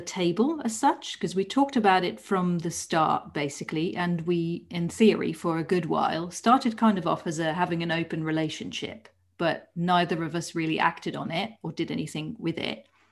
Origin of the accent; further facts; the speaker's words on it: Netherlands; moved away as an adult; now in United Kingdom; I was born in the Netherlands